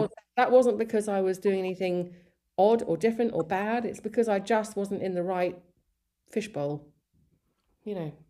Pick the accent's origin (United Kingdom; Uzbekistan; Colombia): United Kingdom; East Sussex, South East England; born or raised there; also born or lived in Colombo, Sri Lanka / Malawi / Surrey